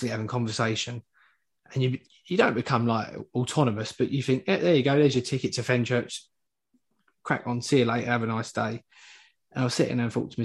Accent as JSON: {"language": "English", "region": "London", "country": "United Kingdom", "moved": "yes", "lives_now": "Essex, United Kingdom", "said": "I'm from Hackney originally, but I live in Essex now."}